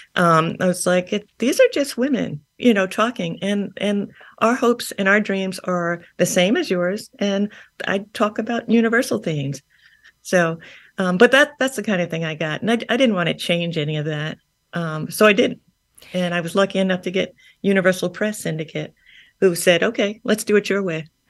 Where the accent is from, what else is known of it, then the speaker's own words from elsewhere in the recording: New Castle, New York, United States; I grew up in Long Island. I grew up in Newcastle